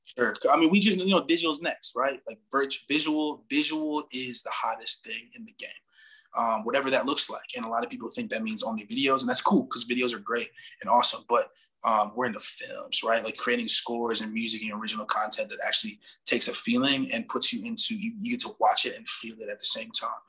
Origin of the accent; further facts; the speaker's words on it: Minneapolis, Minnesota, United States; also born or lived in Madison; now in Milwaukee, United States; I'm from Minneapolis